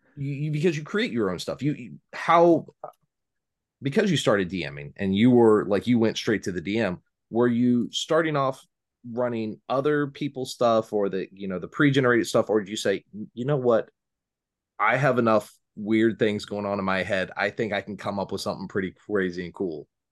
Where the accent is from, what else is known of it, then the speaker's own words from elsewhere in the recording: Valparaiso, Indiana, United States; now in Southington, United States; my hometown of Valparaiso is the home of Orville Redenbacher popcorn